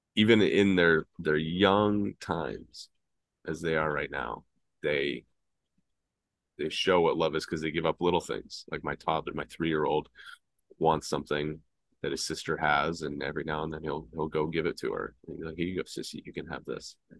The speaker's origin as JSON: {"language": "English", "town": "Atlanta", "region": "Georgia", "country": "United States", "tie": "born or raised there", "said": "the Southern boy growing up in Atlanta"}